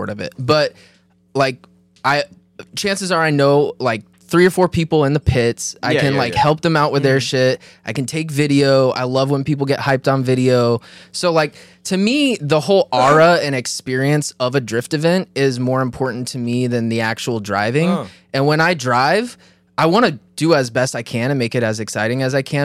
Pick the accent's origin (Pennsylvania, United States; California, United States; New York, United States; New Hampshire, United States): California, United States; Pasadena; moved away; I grew up in Southern California, like right outside of LA in a town called Pasadena